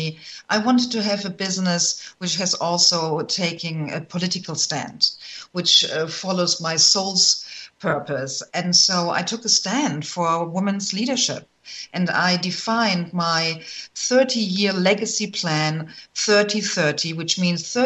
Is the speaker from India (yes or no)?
no; Germany; moved away as an adult; also born or lived in Michigan; I'm originally from Germany